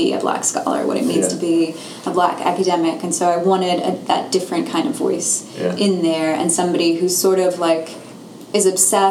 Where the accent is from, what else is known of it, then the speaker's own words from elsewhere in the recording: London, United Kingdom; moved away; I grew up in London